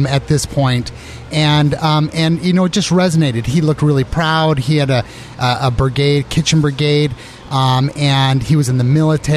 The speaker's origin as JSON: {"language": "English", "region": "Arizona", "country": "United States", "also_born_or_lived": "San Francisco / New York City", "moved": "as an adult", "said": "I came from Arizona"}